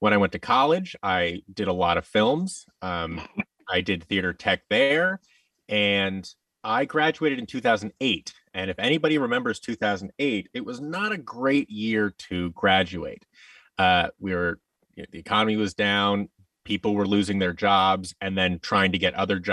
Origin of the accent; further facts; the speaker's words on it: Seattle, Washington, United States; moved away as an adult; also born or lived in Orange County, California; I'm from Seattle, Washington, and I went to college in Orange County, California, for theater